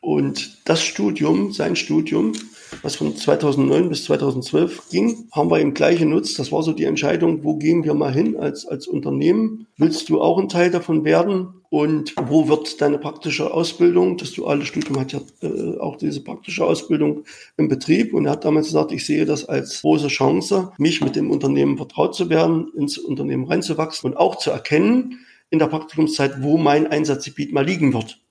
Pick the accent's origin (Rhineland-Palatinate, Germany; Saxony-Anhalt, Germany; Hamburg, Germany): Saxony-Anhalt, Germany; Sangerhausen; mein MVG in Sangerhausen nehme, das ist meine Heimatstadt